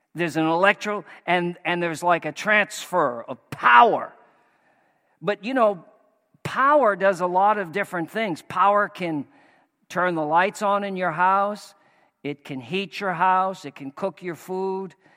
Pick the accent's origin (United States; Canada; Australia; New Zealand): United States; Maine; moved away; we're from Maine